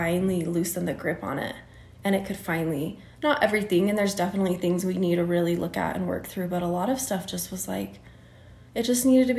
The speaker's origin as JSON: {"language": "English", "region": "Utah", "country": "United States", "tie": "born or raised there", "said": "In Utah. I grew up in Utah County"}